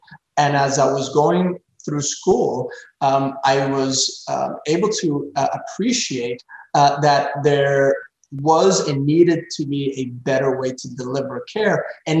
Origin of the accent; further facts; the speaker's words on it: Pembroke Pines, Florida, United States; there was an abandoned Circuit City in this corner of my hometown, Pembroke Pines, Florida, in Broward County.